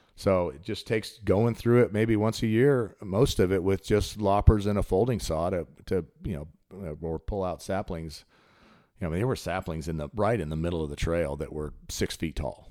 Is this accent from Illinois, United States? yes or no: no; Colorado, United States; now in Chattanooga, United States; I grew up in Colorado